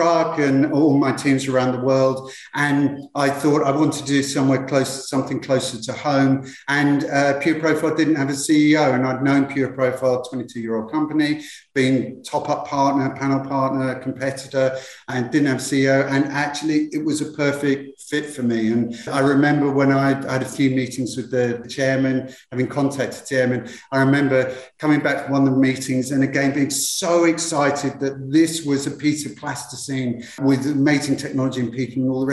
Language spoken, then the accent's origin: English; London, United Kingdom; moved away; I'm from UK originally. I'm from London originally.